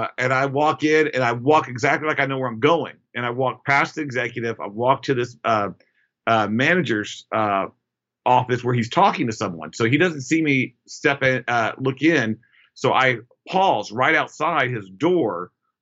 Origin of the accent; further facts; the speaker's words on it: United States; I'm American